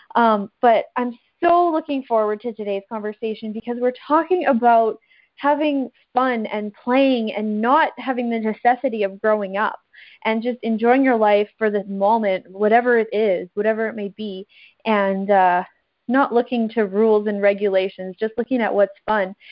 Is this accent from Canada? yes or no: yes; Canada; I'm a rural farm girl from Canada